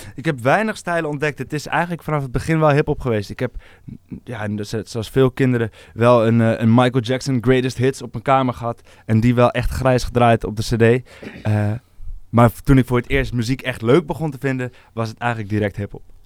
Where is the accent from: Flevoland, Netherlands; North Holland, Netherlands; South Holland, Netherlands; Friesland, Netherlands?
North Holland, Netherlands; Amsterdam; also born or lived in North Brabant; Geboren en getogen in Amsterdam